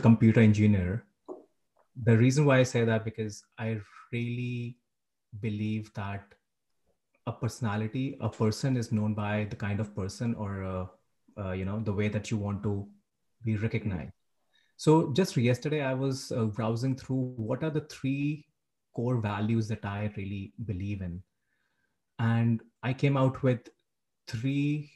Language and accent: English; India; moved away as an adult; now in Canada; I'm from India. I moved to Canada 1.5 years back